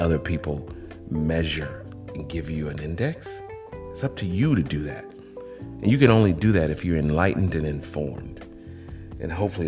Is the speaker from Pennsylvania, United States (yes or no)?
no; College Park, Georgia, United States; also born or lived in Atlanta, Georgia; I grew up on Pool Creek Road in Atlanta. Then I was raised in College Park, GA, on the South Side.